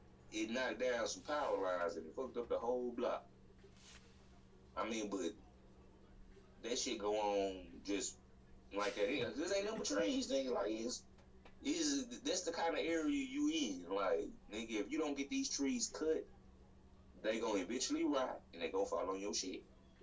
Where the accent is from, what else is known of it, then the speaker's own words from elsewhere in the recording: the South, United States; nigga, I'm from the South.